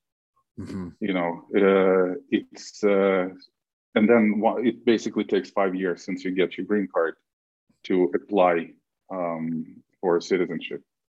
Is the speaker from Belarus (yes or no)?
yes; Belarus; moved away as an adult; now in United States; I'm originally hailing from Belarus